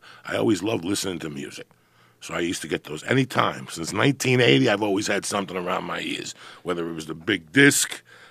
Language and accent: English; New Jersey, United States; I'm from Jersey.